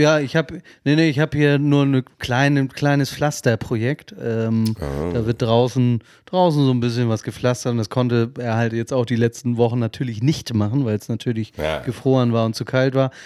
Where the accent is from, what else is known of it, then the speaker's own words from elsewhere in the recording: Kiel, Schleswig-Holstein, Germany; als Kieler